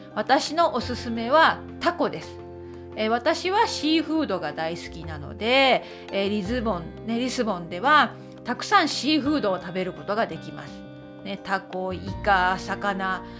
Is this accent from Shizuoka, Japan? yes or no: no; Okayama, Japan; now in Belfast, United Kingdom; 私のふるさと岡山の岡山県の岡山市にも路面電車はあります